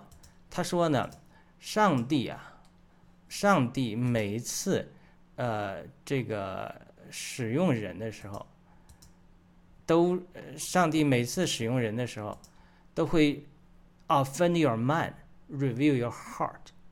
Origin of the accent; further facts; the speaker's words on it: China; 我们中国人